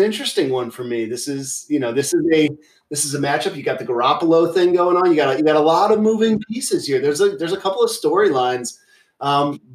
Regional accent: Seattle, Washington, United States; moved away; also born or lived in San Francisco, California; I was born in San Francisco, grew up in Seattle

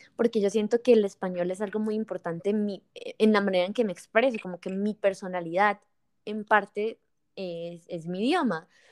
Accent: Bucaramanga, Santander, Colombia; also born or lived in Bogotá; Entonces yo soy de Bucaramanga y en ese momento estaba en Bucaramanga

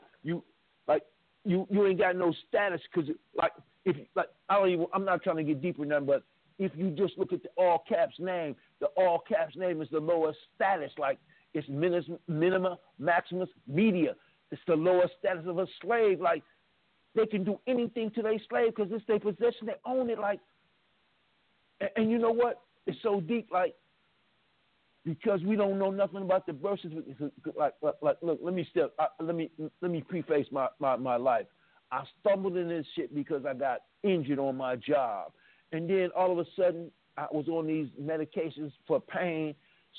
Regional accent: Illinois, United States; I'm born in Illinois, so, you know, that makes me an Illinoisan

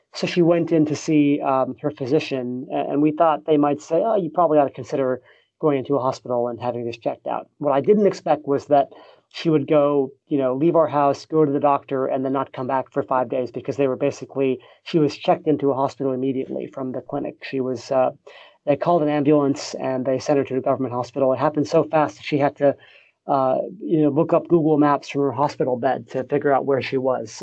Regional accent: United States; moved away as an adult; now in Singapore; I'm an American

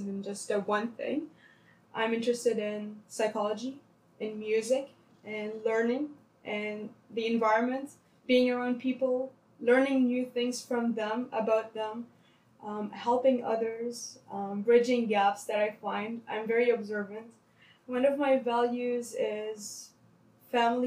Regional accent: Lebanon; English is a second language; moved away as an adult; now in Toronto, Canada; I was in Lebanon for my high school

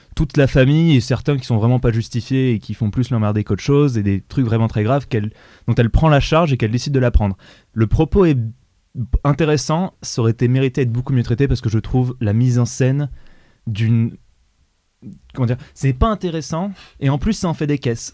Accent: France; on est français

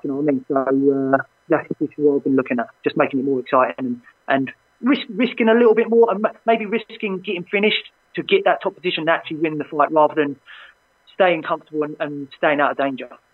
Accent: London, United Kingdom; my, my hometown

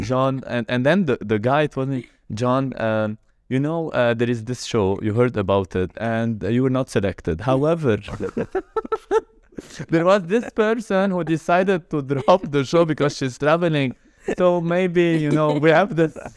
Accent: Lebanon; English is a second language; moved away as an adult; now in Dubai, United Arab Emirates; I I'm Lebanon

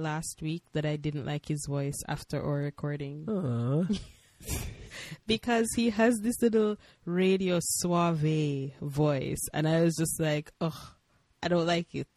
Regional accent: Jamaica; moved away as an adult; now in Hawaii, United States; We are from Jamaica, but now we're living in the land of Aloha, which is Hawaii.

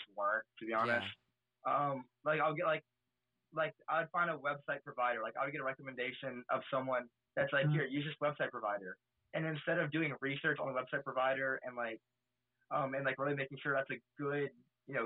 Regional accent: Denham Springs, Louisiana, United States; here in my hometown in Denham Springs in Louisiana

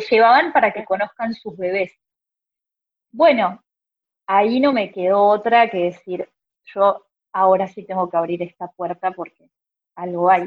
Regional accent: Argentina

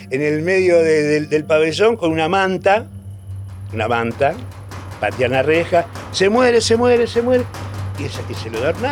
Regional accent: San Miguel de Tucumán, Tucumán, Argentina; este, nací en San Miguel de Tucumán

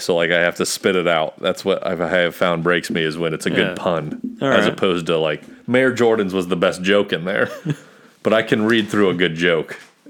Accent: United States; I'm an American.

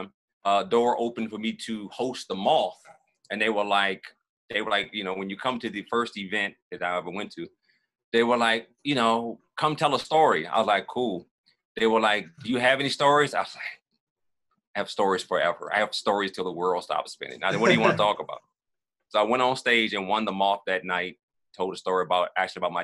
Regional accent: Richmond, Virginia, United States; moved away as an adult; now in Atlanta, United States; I'm born and raised in Richmond, Virginia, south side of that city, neighborhood called Oak Grove, Bellmead, Blackwell

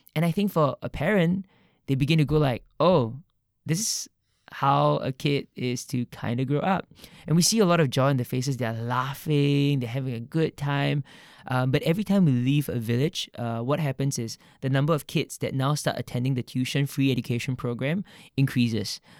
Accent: Singapore; growing up in Singapore

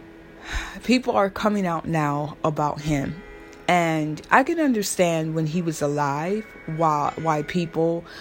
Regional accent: Florida, United States; now in New York, United States; I'm from Florida, but I live in New York right now

